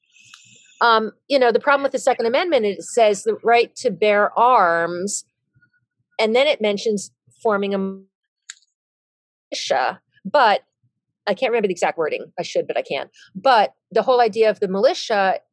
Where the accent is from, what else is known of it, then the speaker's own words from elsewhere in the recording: New York, United States; I grew up right outside New York City.